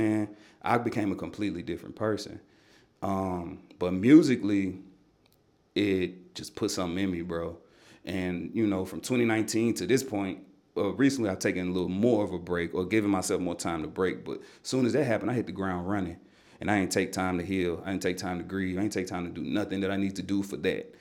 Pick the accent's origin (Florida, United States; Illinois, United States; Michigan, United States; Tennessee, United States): Tennessee, United States; Nashville; I grew up in Nashville hip-hop culture